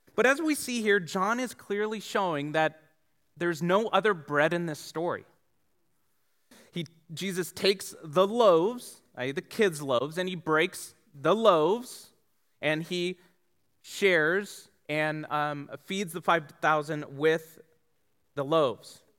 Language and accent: English; Tucson, Arizona, United States; also born or lived in San Diego; I grew up here in Tucson